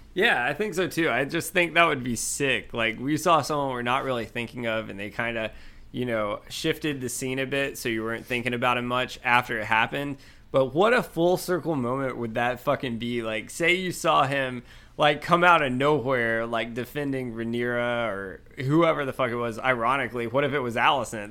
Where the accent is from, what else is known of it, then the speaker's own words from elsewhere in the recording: Georgia, United States; I'm from Georgia